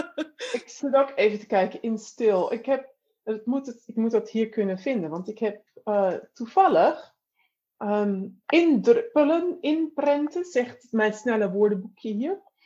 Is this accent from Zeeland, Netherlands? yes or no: no; North Holland, Netherlands; ik kom uit, het, uit, zeg maar uit Noord-Holland